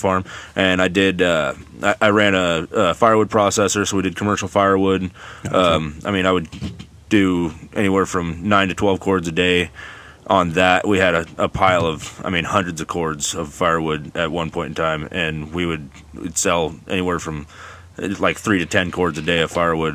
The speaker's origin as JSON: {"language": "English", "town": "Gaston", "region": "Oregon", "country": "United States", "tie": "born or raised there", "also_born_or_lived": "Hillsboro, Oregon / Banks, Oregon", "said": "grew up actually in Gaston and Banks. Went to both both schools. Uh, kind of raised in Gaston and then finished off at high school, uh, Banks High School"}